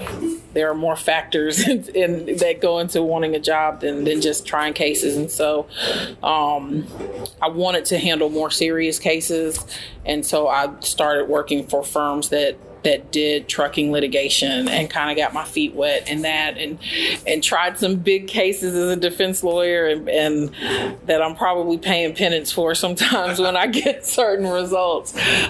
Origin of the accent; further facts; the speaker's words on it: White Sands Missile Range, New Mexico, United States; also born or lived in Tallahassee / Germany / Netherlands; So I'm an Army brat. I was born in Tallahassee, Florida, but grew up in Germany, Holland, and White Sands Missile Range, New Mexico.